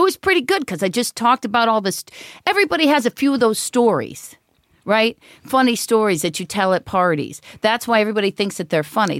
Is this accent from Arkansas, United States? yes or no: no; East Cleveland, Ohio, United States; moved away as an adult; also born or lived in Los Angeles; I grew up East Cleveland